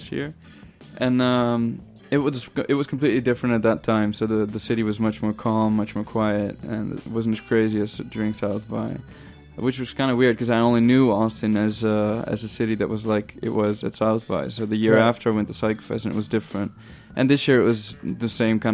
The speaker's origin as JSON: {"language": "English", "town": "Hoorn", "region": "North Holland", "country": "Netherlands", "tie": "born or raised there", "said": "that's my hometown, yeah. So, well, I wasn't born there, but I went there when I was really young"}